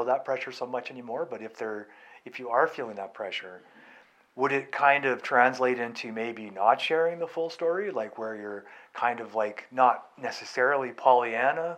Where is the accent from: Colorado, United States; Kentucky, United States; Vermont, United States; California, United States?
California, United States; I grew up in California